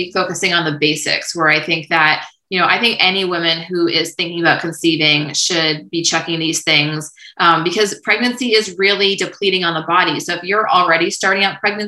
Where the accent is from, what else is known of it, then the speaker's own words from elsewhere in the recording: New Hampshire, United States; moved away as an adult; also born or lived in Oregon / Vermont; now in Atlanta, United States; I'm from New Hampshire